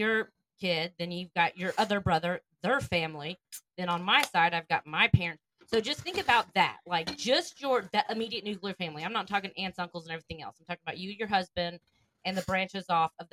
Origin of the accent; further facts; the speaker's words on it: United States; we're from the United States